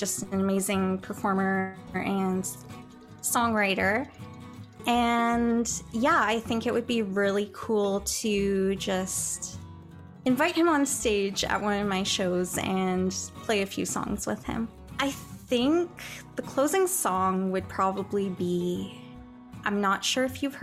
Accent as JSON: {"language": "English", "town": "Chilliwack", "region": "British Columbia", "country": "Canada", "tie": "born or raised there", "moved": "yes", "lives_now": "Saskatchewan, Canada", "said": "my hometown of Chilliwack, BC"}